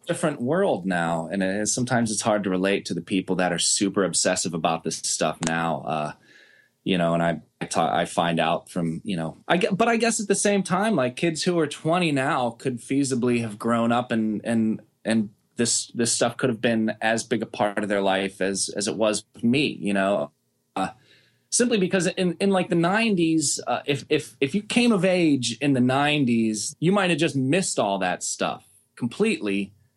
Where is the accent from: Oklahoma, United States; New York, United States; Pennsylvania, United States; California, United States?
Pennsylvania, United States; Pittsburgh; growing up in Pittsburgh